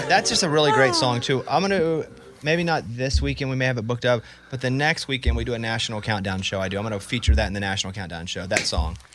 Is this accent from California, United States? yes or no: no; Arkansas, United States; I grew up in Arkansas